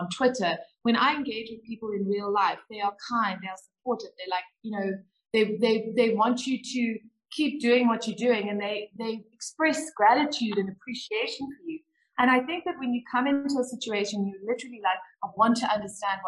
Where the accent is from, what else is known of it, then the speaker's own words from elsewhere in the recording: South Africa; As a South African woman